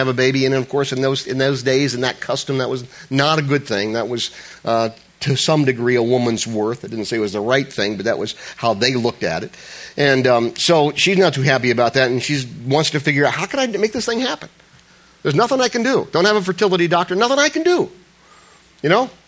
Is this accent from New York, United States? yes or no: no; Ohio, United States; I was raised in Ohio